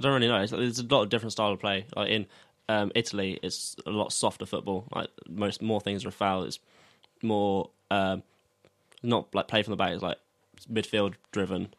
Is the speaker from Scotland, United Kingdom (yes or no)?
no; Sussex, South East England, United Kingdom; we're from Sussex, so I've played for Arundel